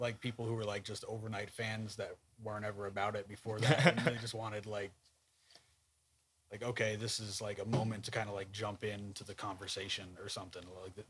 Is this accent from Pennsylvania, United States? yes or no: no; New Jersey, United States; growing up in Jersey was tough being a Nets fan.